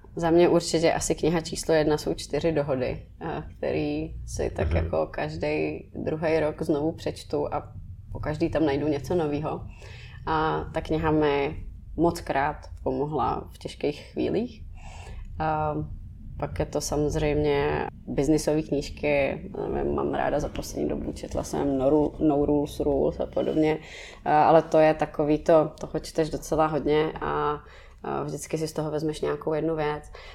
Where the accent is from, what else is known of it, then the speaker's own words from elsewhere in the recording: Prague, Czechia; jsem z Letný